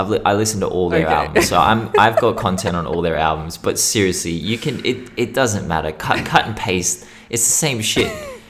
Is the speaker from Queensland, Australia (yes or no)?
no; Western Sydney, New South Wales, Australia; And it reminded me way too much of growing up in Western Sydney. You know, these were the kinds of insults we'd throw at each other.